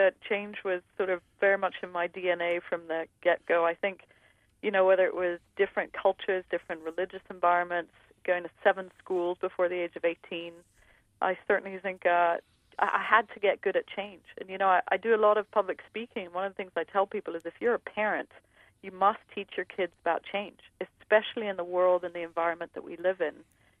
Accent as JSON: {"language": "English", "town": "New York City", "region": "New York", "country": "United States", "tie": "born there", "said": "You know, I was born in New York City, and I was raised in 6 different countries."}